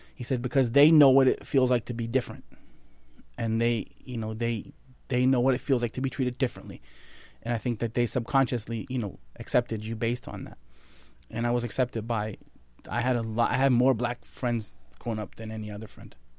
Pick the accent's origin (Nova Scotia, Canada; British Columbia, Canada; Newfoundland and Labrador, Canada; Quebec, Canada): Nova Scotia, Canada; Halifax; I grew up in Nova Scotia, Canada, Halifax, Nova Scotia